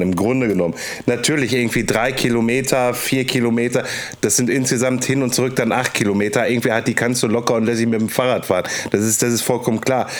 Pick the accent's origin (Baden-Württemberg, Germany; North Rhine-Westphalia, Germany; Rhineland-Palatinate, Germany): North Rhine-Westphalia, Germany; Castrop-Rauxel; bei mir in meiner Heimatstadt Castrop-Rauxel